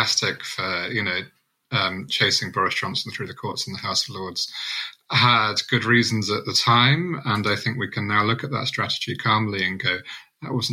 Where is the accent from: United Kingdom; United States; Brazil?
United Kingdom; Southampton, South East England; I remember going to a Southampton transformed event about 4 months before the election, in my hometown